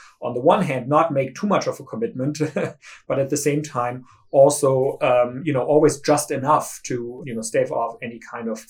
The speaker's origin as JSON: {"language": "English", "country": "Germany", "tie": "born or raised there", "said": "I grew up in Germany, where Helmut Kohl became chancellor when I was a pretty small child"}